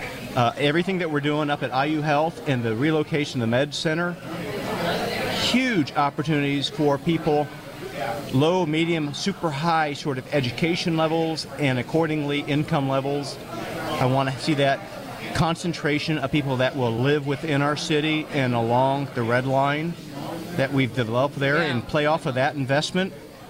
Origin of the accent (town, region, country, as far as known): Indianapolis, Indiana, United States; born or raised there